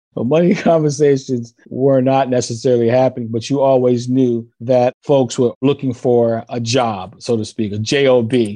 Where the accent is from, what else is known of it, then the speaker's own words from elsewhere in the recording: Trenton, New Jersey, United States; I hail from Trenton, New Jersey. I was born in the early 60s, had a great time growing up in a wonderful neighborhood